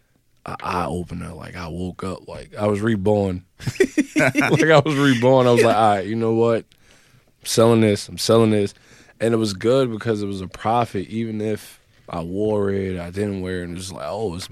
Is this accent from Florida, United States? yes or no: no; New York City, New York, United States; I grew up in the Bronx in the projects.